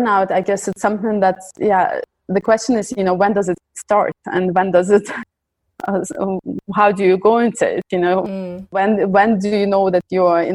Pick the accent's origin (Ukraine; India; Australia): Ukraine; now in Belgium; I come originally from Ukraine. I live in Belgium.